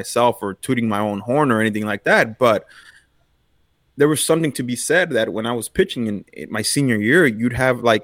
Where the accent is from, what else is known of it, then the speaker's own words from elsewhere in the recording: Los Angeles, California, United States; Bellevue Park, one of the parks I grew up in East L.A.